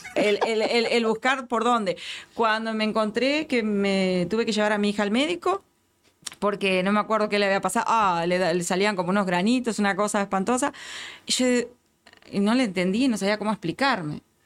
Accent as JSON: {"language": "Spanish", "country": "Uruguay", "moved": "as an adult", "lives_now": "Houston, United States", "said": "como uruguaya que tiene más de 20 años en este país"}